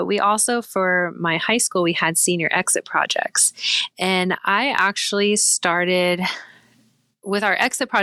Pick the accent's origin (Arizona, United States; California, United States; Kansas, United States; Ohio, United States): Kansas, United States; Manhattan; I grew up just outside of Manhattan, Kansas. Never lived anywhere outside of Kansas.